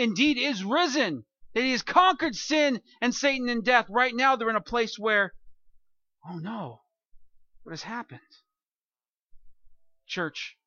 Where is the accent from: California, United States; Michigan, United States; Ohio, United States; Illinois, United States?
California, United States; I'm from California, and I've lived through several earthquakes